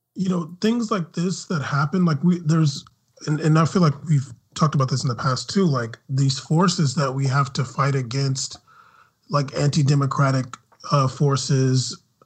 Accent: United States; as an American

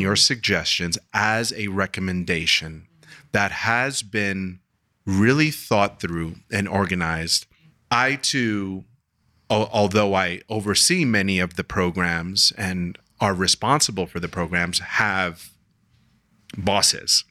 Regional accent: New York City, New York, United States; I'm from Queens

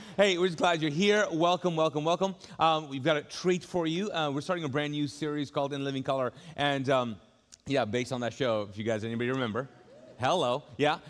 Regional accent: Kuwait; now in Charlotte, United States; growing up in uh, Kuwait. Mm -hmm. uh, so mm-hmm. that's where we grew up. We're Pakistani. We speak Urdu.

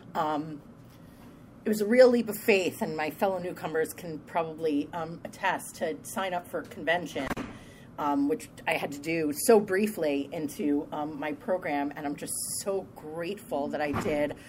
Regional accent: Long Island, New York, United States; I'm from Long Island, New York

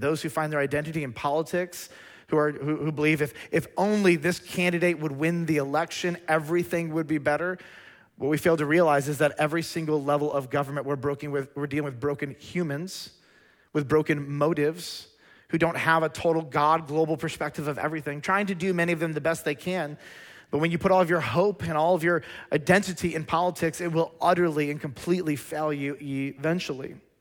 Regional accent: Lansing, Michigan, United States; moved away; I was born in Lansing, Michigan

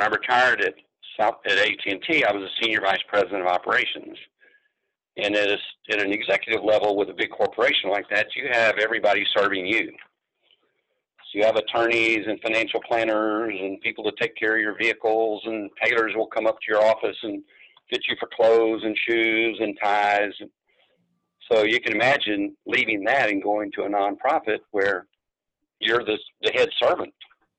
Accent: San Antonio, Texas, United States; born there; And so I was born in San Antonio. It was a chance to stay here.

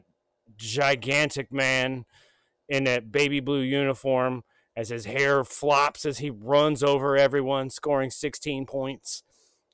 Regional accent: United States; I'm an American. I only speak 2 languages, English and bad English

